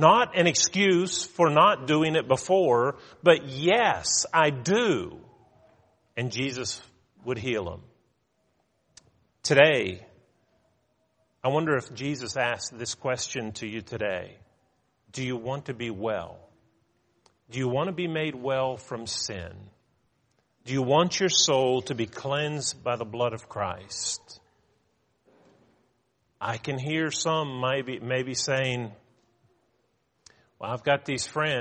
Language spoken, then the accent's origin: English; United States; as an American